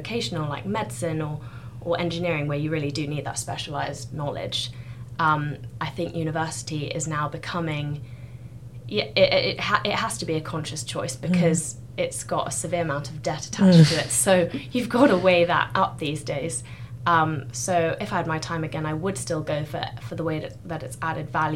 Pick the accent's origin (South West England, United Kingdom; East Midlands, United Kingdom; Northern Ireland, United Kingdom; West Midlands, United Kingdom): South West England, United Kingdom; Gloucestershire; also born or lived in South Africa; I've grown up in Gloucestershire, went to school there